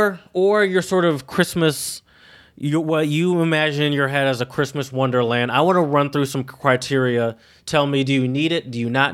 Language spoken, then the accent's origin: English; Michigan, United States; I'm from Michigan, obviously, but I would probably say the majority of my Christmases have been spent in Louisiana, which mm-hmm. is where most of my family is.